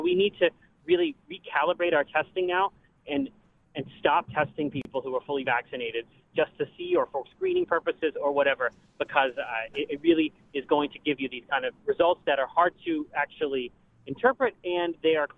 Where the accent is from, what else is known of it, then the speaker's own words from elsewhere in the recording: Pennsylvania, United States; my home state of Pennsylvania